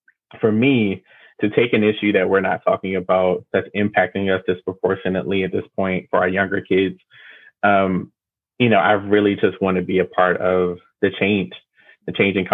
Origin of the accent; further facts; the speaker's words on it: Baltimore, Maryland, United States; I'm from Baltimore, born and raised. There's, you know, I've been here my whole life